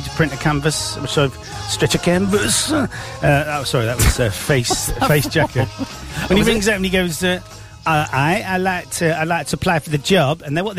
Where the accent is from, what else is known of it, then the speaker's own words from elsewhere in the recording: Manchester, North West England, United Kingdom; accent: Manchester; my Manchester accent.